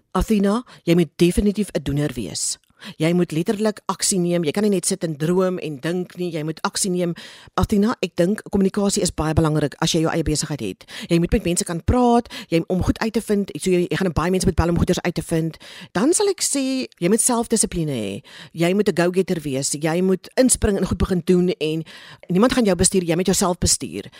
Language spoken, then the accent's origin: Afrikaans; Cape Town, Western Cape, South Africa; ek het in Kaapstad groot geword